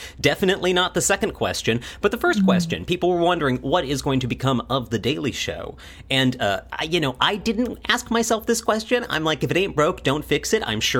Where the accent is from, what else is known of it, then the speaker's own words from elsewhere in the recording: Midwest, United States; We're from the Midwest.